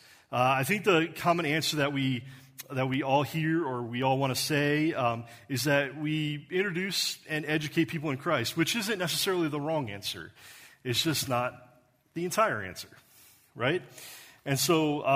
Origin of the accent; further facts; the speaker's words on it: Ohio, United States; moved away; also born or lived in Wichita Falls, Texas / Beaver Falls; I am from Ohio. That's where I was raised